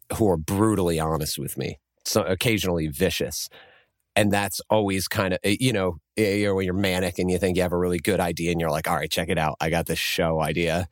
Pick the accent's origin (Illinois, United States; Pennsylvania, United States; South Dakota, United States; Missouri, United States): Pennsylvania, United States; Lancaster; I'm from Lancaster